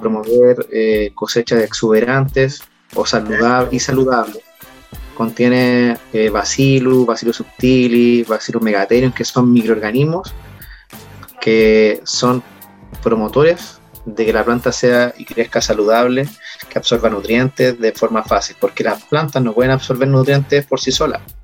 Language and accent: Spanish; Valparaíso, Chile; Yo siempre he sido de la quinta región